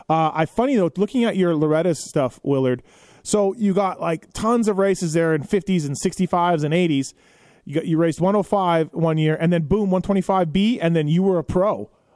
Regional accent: Canada; I'm Canadian myself.

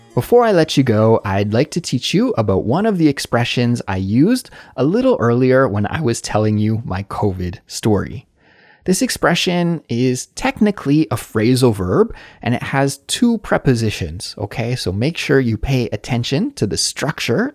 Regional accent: Canada; moved away as an adult; now in South Korea; growing up in Canada or the States in the nineties like I did

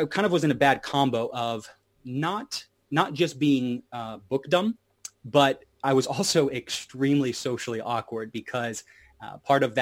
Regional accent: Hot Springs, Arkansas, United States; moved away; I was from Hot Springs, Arkansas, down south in the USA

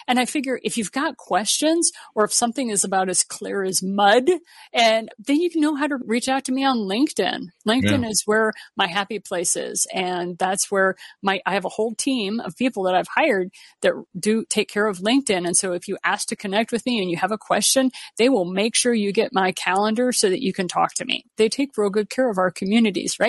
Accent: Missouri, United States; I am from Southern Missouri. So, yeah, that fits right in with my background.

